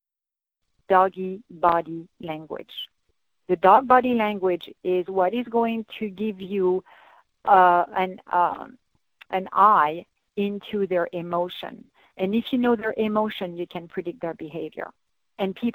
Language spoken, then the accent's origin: English; France; moved away; I'm from the French Alps